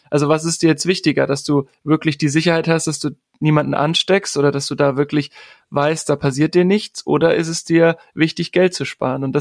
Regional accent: Thuringia, Germany; also born or lived in Shanghai; Thüringen, wo ich herkomme, Shanghai, wo ich im Ausland war

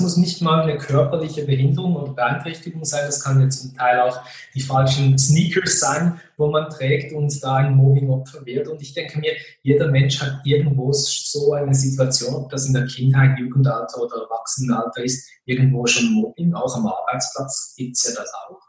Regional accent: western Switzerland, Fribourg, Switzerland; ich bin sehr behütet äh, und geborgen aufgewachsen im Freiburger Land in der Westschweiz.

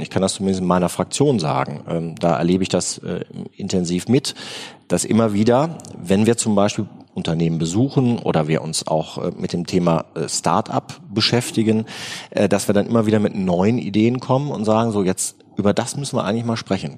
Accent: Remscheid, North Rhine-Westphalia, Germany; ich komme aus Remscheid

